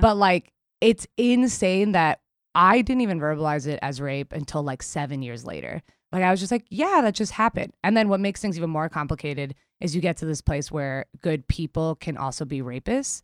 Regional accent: New York City, New York, United States; we grew up in Queens in the nineties

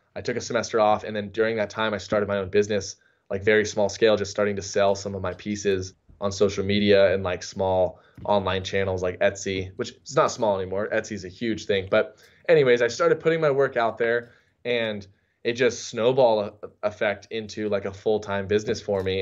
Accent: San Diego, California, United States; growing up in San Diego

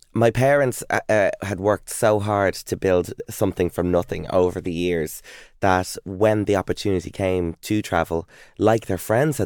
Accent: Ireland; also born or lived in Texas, United States; I'm Irish.

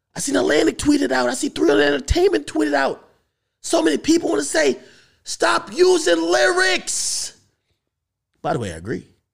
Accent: Jamaica; moved away; I grew up in Jamaica

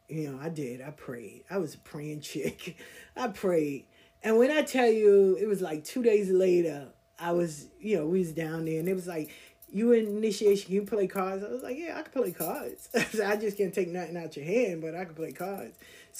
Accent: the South, United States; I said, because I'm from the South. I know what racism is.

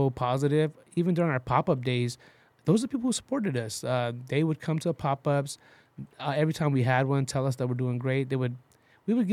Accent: Long Beach, California, United States; moved away as an adult; now in San Antonio, United States; I'm from Long Beach, California

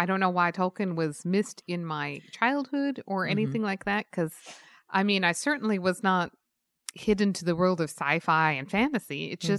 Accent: Utah, United States; I grew up in Utah.

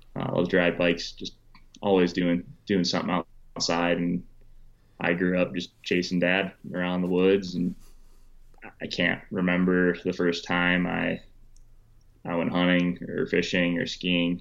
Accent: Wisconsin, United States; growing up in Wisconsin. I went to college in Wisconsin.

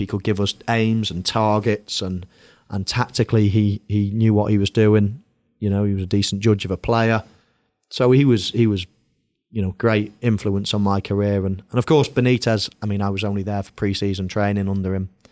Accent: England, United Kingdom; moved away as an adult; also born or lived in Madrid

